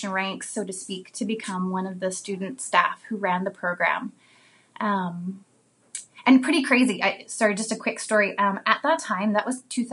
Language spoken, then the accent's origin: English; Vancouver, British Columbia, Canada; I was born in Vancouver, British Columbia, Canada.